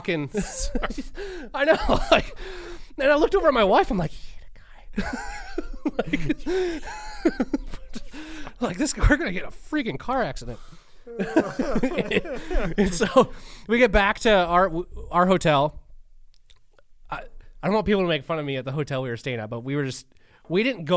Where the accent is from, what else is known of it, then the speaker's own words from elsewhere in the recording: United States; I'm from Washington, me and my wife